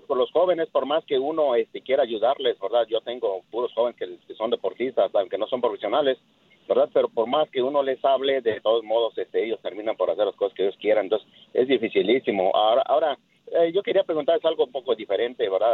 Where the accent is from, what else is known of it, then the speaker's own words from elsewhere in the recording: Mexico; yo soy mexicano